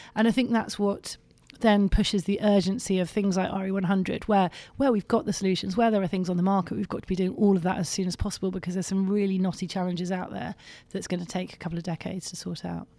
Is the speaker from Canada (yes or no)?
no; London, United Kingdom; I come from London